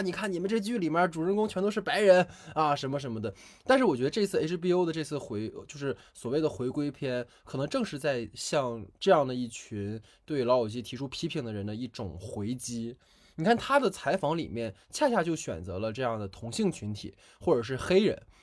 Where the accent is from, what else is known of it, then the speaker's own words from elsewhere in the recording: Northeast China, China; moved away as an adult; also born or lived in Beijing; 因为我老家是东北的嘛，我家那边有一个，呃，仿照老友记做的咖啡厅